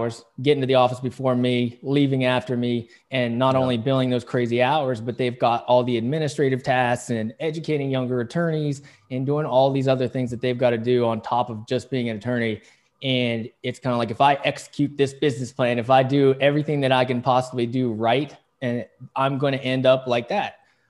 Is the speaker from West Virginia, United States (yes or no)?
yes; West Virginia, United States; also born or lived in South Korea; I was born in South Korea, and then I got adopted by two of the greatest folks in the world in a small, well, the smallest of small towns in Waitstown, West Virginia